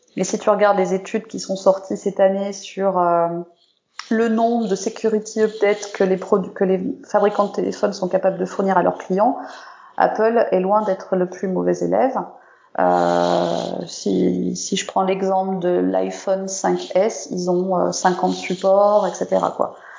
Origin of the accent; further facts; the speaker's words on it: France; je suis française